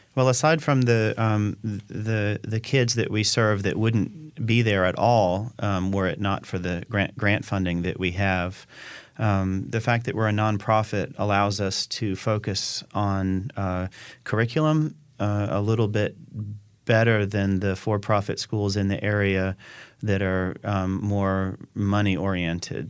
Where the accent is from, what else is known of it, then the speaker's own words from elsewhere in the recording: Chapel Hill, North Carolina, United States; also born or lived in Davidson, North Carolina; I'm from Chapel Hill, uh, and uh, I'm actually kind of from Davidson, North Carolina, and Chapel Hill because I had a parent in each one of those communities when I was when I was a child